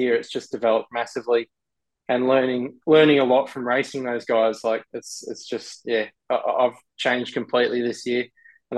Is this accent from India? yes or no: no; Australia; being an Australian race car driver